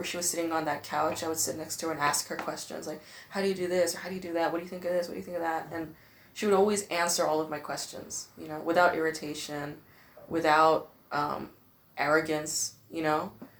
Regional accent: Los Angeles, California, United States; moved away as an adult; now in Berlin, Germany; "Where are you from?" I was like, "LA."

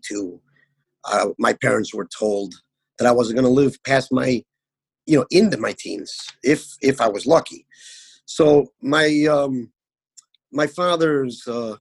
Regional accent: Chicago, Illinois, United States; I was born and raised in Chicago

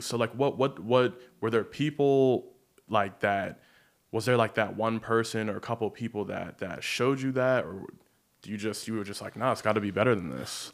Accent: Baltimore, Maryland, United States; now in Los Angeles, United States; I grew up in Baltimore, but I grew up, like, right on the county line.

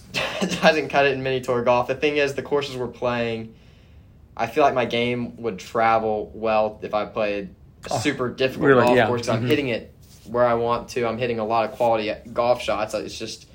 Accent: Houston area, Texas, United States; I'm from the Houston area. So I grew up an hour and 15 minutes from the golf course

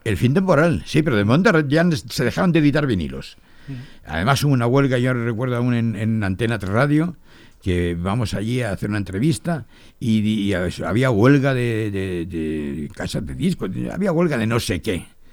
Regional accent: Torrevieja, Valencian Community, Spain; moved away; also born or lived in Barcelona; Yo soy de Torrevieja, mi familia es de Torrevieja, yo soy de Torrevieja, nací en Torrevieja.

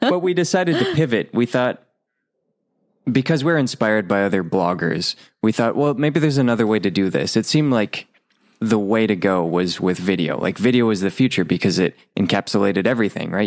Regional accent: Rochester, Minnesota, United States; moved away; I used to own a recording studio in my hometown of Rochester, Minnesota

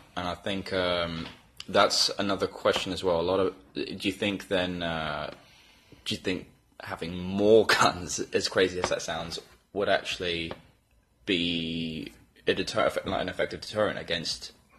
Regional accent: England, United Kingdom; moved away; I come from, obviously, England

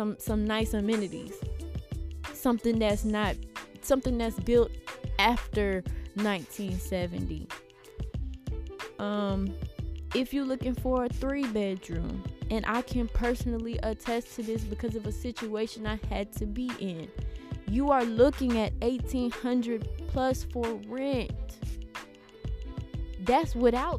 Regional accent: Houston, Texas, United States; I'm from Houston

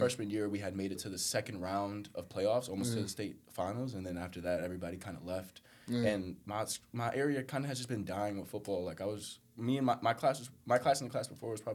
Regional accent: North Bergen, New Jersey, United States; I'm from North Bergen

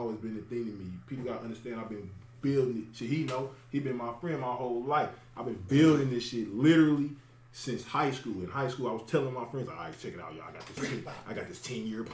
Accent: St. Louis, Missouri, United States; I wanted to be in my hometown for the pandemic

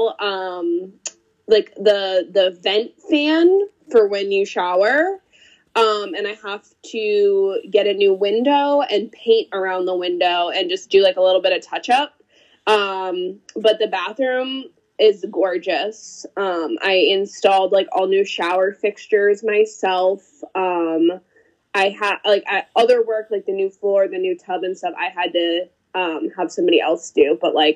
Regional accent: Rutland, Massachusetts, United States; also born or lived in North Brookfield, Massachusetts / Holden, Massachusetts; now in Uxbridge, United States; I grew up in Rutland.

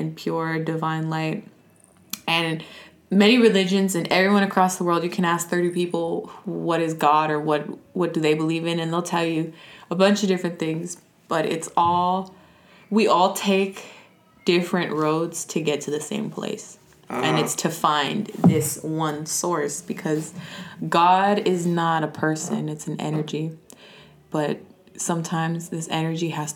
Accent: Los Angeles, California, United States; I'm from Los Angeles. Born and raised? Born and raised on Venice Beach

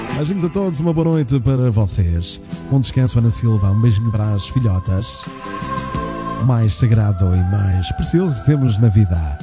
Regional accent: Porto, Norte, Portugal; accent: northern (pronúncia do norte); eu sou do Porto

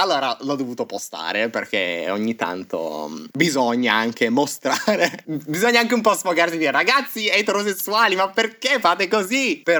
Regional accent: Turin, Piedmont, Italy; moved away as an adult; now in Berlin, Germany; sono un ragazzo di 24 anni di Torino Adesso abito però a Berlino, trapiantato

